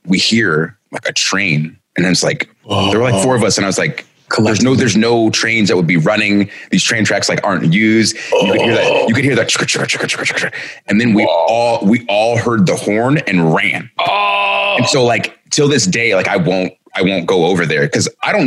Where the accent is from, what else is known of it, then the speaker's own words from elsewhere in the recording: Marietta, Georgia, United States; I grew up in Marietta, Georgia